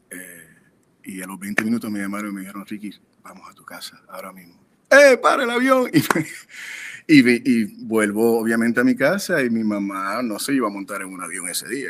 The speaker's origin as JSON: {"language": "Spanish", "country": "Puerto Rico", "moved": "yes", "lives_now": "Los Angeles, United States", "said": "somos puertorriqueños"}